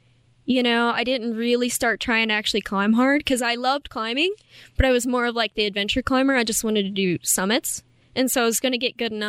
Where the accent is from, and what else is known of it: Appalachia, United States